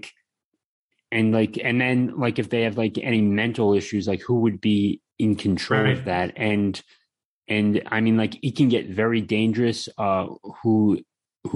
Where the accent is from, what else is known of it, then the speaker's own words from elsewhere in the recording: Maryland, United States; now in Florida, United States; I'm from Maryland, by the way, but I'm in Florida now.